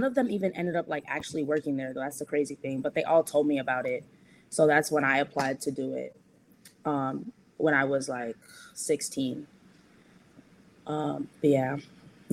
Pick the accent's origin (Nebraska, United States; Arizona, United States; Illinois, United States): Illinois, United States; Chicago; we grew up in Rogers Park for majority of our time, like from when we were born to like all the way through high school